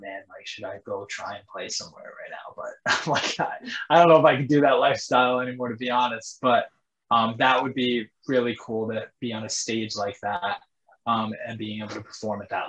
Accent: New York, United States; I'm from New York

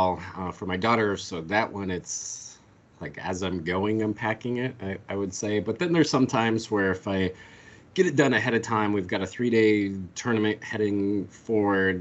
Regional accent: Colorado, United States; now in North Carolina, United States; growing up in Colorado

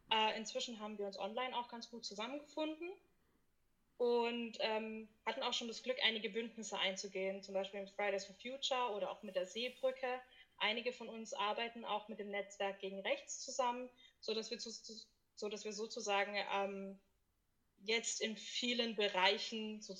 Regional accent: Nordheim, Germany; bin 27 Jahre und komme aus Nordheim. Habe hier auch schon mein Leben lang gelebt, also weit hat es mich nicht äh, verschleppt.

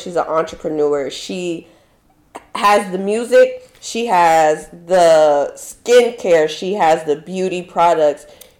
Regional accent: United States; I'm sorry. I'm so American. I'm sorry.

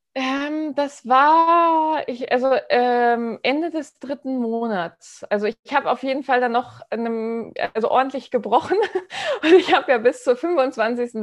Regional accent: Hamburg, Germany; ich komme aus Hamburg, ja, bin Unternehmerin hauptberuflich und ähm, bin in Hamburg so verdrahtet und Hamburg ist so meine Herzenstadt

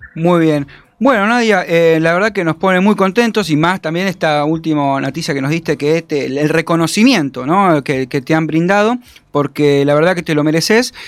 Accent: Entre Ríos, Argentina; yo también soy de allá de Entre Ríos

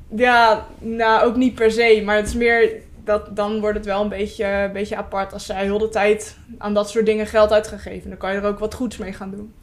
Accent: Vlaardingen, South Holland, Netherlands; ik kom uit Vlaardingen

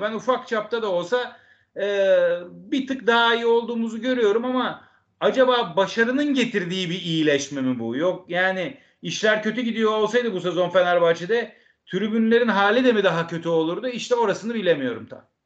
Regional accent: Istanbul, Turkey; Ben İstanbulluyum

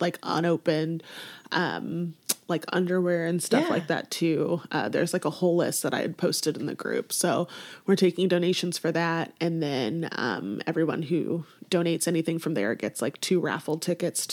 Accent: Warrensburg, Missouri, United States; also born or lived in Kansas City; I was born in Kansas City, but then my mom was 19 when she had me, so she was still in school. So she ended up going to college at UCM in Warrensburg and took me along. So I grew up in Warrensburg

